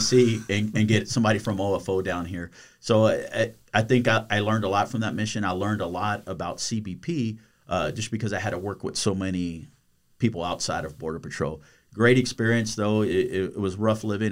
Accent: United States; moved away; I grew up on the Texas, Louisiana border

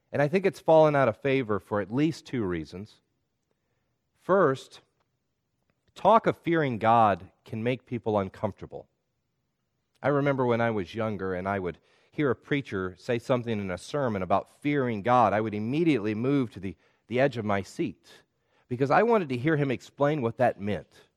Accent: the South, United States; When I was a child growing up in the South

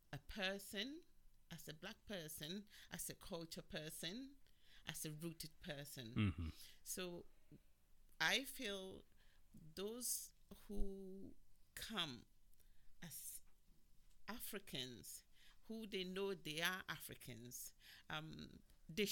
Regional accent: England, United Kingdom; also born or lived in Ghana; now in United States; I grew up in England, and in some recent years I've gone back home.

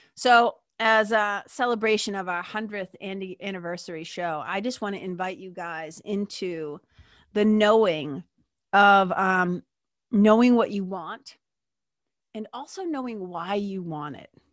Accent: Lawrence, United States; we grew up in Lawrence

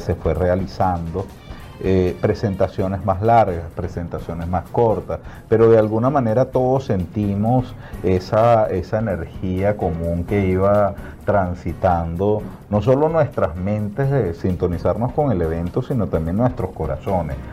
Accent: Venezuela; now in Colombia; yo soy venezolano

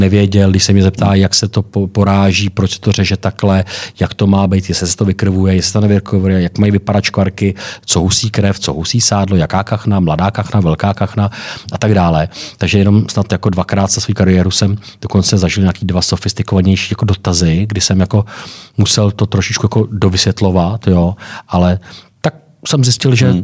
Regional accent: Czechia; jsem třeba z Čech

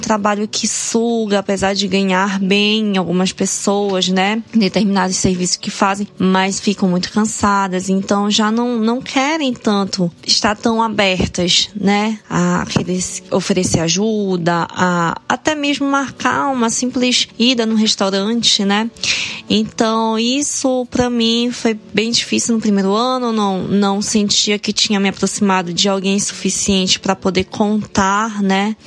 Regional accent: Belém, Pará, Brazil; moved away as an adult; also born or lived in São Paulo, Brazil; now in Japan; Nós somos nortistas de Belém do Pará, apesar de termos vivido dois anos no, no, em São Paulo

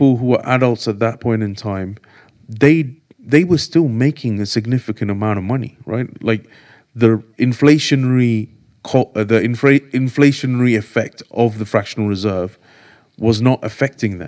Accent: London, United Kingdom; also born or lived in India / Enfield; I grew up in Golders Green. We came in 91 from India to the UK

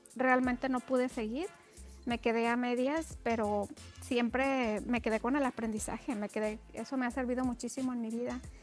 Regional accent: Mexico; somos mexicanos

